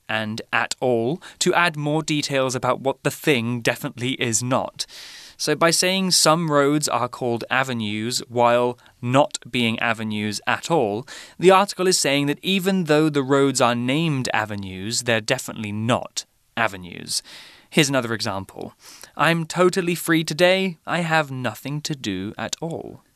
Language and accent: English; Lowestoft, East of England, United Kingdom; moved away; in my hometown, we have something called scores